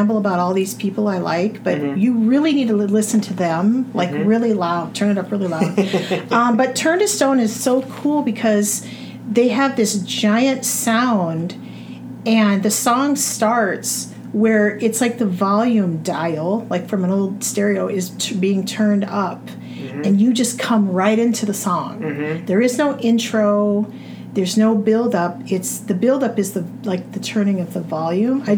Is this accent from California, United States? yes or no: yes; near Sacramento, Central California, United States; I was born and raised in Central California.